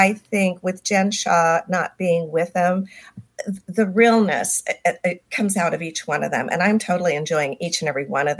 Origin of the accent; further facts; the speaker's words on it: Southern California, United States; moved away as an adult; also born or lived in Park City, Utah; I grew up in Southern California, born and raised.